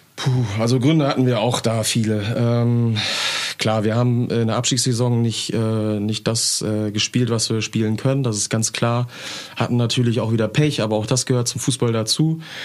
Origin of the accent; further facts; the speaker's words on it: Emden, Lower Saxony, Germany; ich bin in Herentor groß geworden hier in Emden